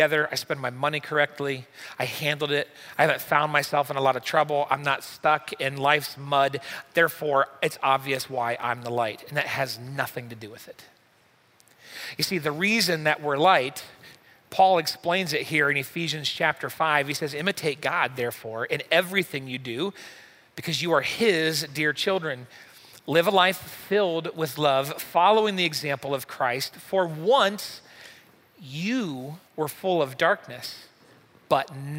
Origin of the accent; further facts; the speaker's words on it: United States; we're from the United States